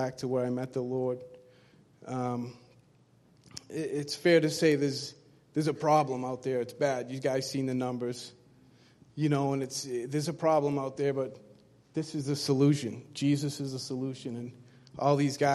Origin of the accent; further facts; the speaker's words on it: Brockton, Massachusetts, United States; I'm from Brockton, Mass. My life was, it was simple growing up